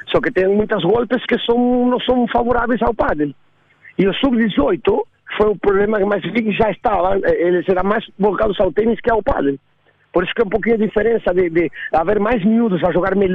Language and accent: Portuguese; Argentina; eu nasci na Argentina, com, com joguei ténis na Argentina até meus 16 anos